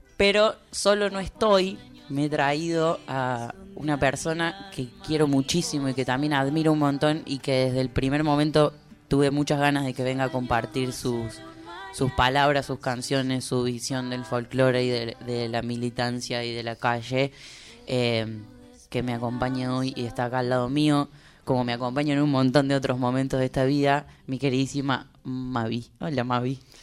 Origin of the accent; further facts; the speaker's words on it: Córdoba, Argentina; now in Buenos Aires, Argentina; soy un pajuerano porque soy cordobés